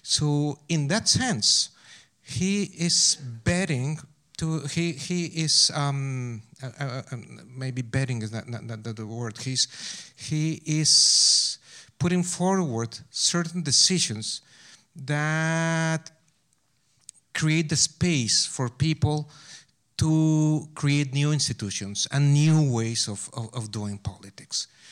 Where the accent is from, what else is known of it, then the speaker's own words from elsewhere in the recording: Pachuca, Hidalgo, Mexico; English is a second language; moved away as an adult; also born or lived in Berkeley; Pachuca, my hometown